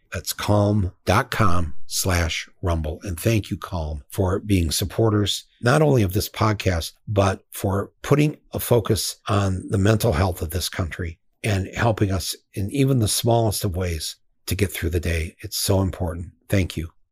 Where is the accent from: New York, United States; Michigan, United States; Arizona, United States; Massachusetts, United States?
Michigan, United States; I'm from Michigan